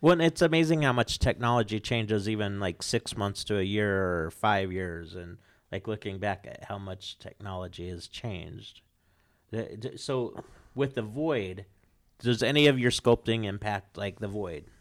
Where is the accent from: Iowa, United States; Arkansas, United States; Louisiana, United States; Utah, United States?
Utah, United States; American Fork; moved away; I grew up in Utah County